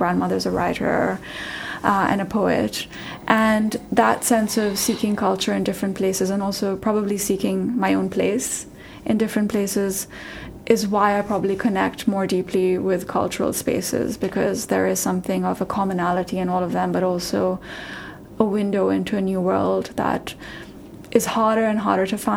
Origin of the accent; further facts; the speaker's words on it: Pakistan; moved away; also born or lived in New York, United States / San Francisco, United States; I'm from Pakistan